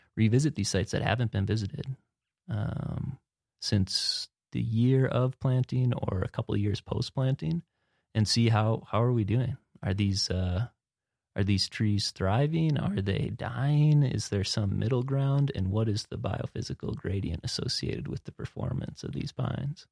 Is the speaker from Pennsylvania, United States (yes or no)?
no; Wisconsin, United States; moved away as an adult; now in Montana, United States; I'm from Wisconsin